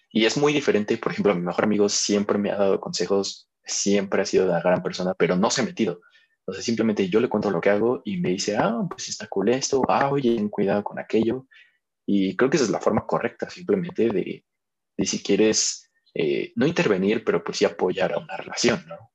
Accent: Mexico; hay que quitarnos también como mexicanos ese tabú de decir, un psicólogo es para locos.

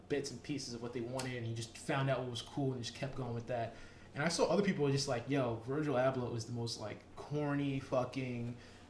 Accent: Rockland County, New York, United States; Yes, we're both from Rockland, but no, we're not from upstate.

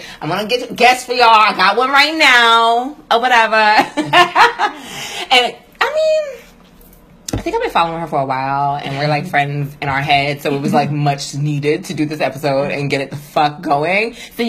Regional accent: New York, United States; I'm from New York too.

